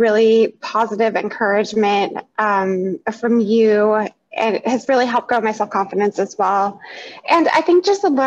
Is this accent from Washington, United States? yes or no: yes; Seattle, Washington, United States; I'm from Seattle, so you're getting that from somebody who is authentically from here